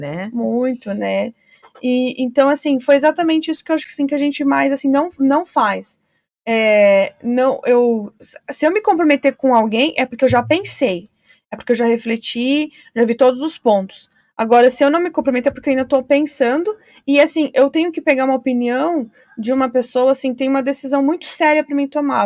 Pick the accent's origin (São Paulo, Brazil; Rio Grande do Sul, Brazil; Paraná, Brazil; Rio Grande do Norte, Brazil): Paraná, Brazil; Foz do Iguaçu; eu que sou nascida em Foz